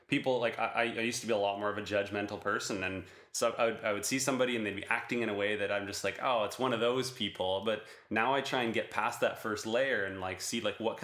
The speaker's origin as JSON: {"language": "English", "region": "Northern Ontario", "country": "Canada", "tie": "born or raised there", "moved": "yes", "said": "I grew up in Northern Ontario in Canada, and there was a small town"}